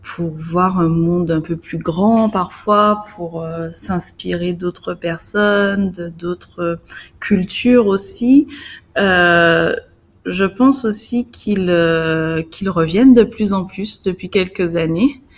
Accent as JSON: {"language": "French", "country": "Guadeloupe", "said": "en tant que Guadeloupéenne"}